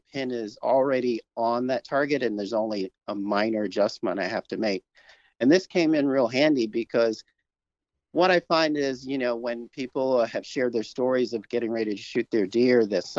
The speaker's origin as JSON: {"language": "English", "town": "New York City", "region": "New York", "country": "United States", "tie": "born or raised there", "said": "I grew up in Brooklyn, New York"}